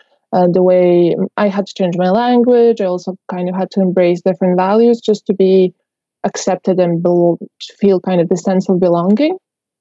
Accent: Serbia; moved away as an adult; also born or lived in Slovenia / Bosnia; now in Ireland; I was born in Slovenia. Actually, but my parents are from Bosnia, so they are immigrants. And I was living in Slovenia until I was 10 years old, and then we moved to Serbia. And I spent, 20 years in Serbia

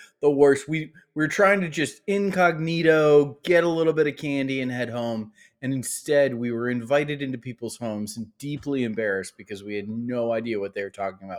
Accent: Ohio, United States; I grew up in Ohio.

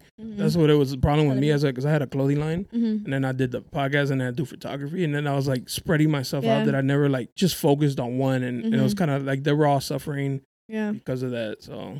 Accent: National City, California, United States; I'm from National. I grew up in National City.

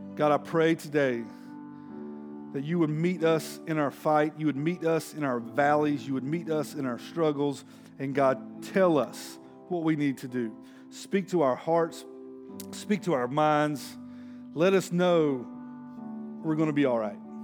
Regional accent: Denton, Texas, United States; I'm from Denton.

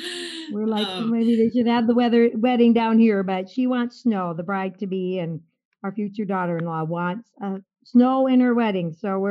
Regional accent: Minnesota, United States; accent: Minnesota; moved away as an adult; now in Lubbock, United States; my accent from Minnesota.

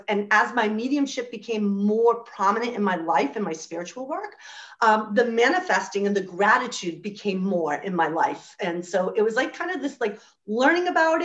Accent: Rhode Island, United States; I'm from the United States in this little tiny state called Rhode Island.

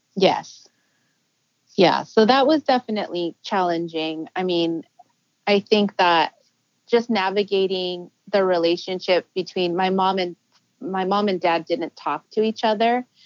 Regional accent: Los Angeles, California, United States; also born or lived in San Francisco; I was born in San Francisco, but I do consider myself a native Angelino because my parents were there for just a year.

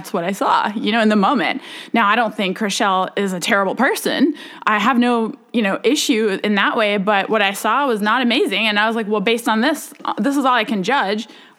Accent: Germany; moved away; Yes, I grew up in Germany, born and raised in Germany. You know, I went to international school, which is English speaking.

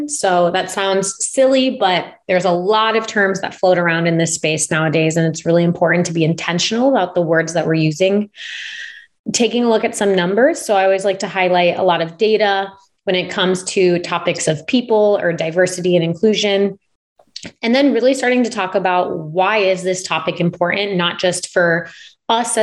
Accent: Omaha, Nebraska, United States; I'm originally from Omaha, Nebraska. So I'm from the Midwest.

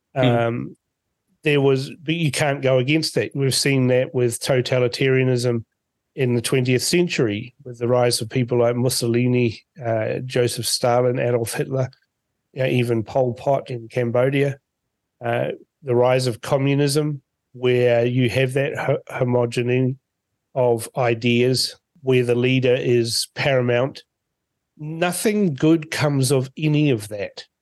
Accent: Fiji; now in New Zealand; born in Fiji

